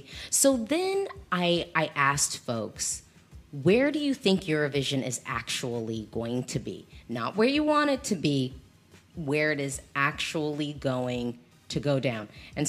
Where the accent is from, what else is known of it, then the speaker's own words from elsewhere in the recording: United States; I'm American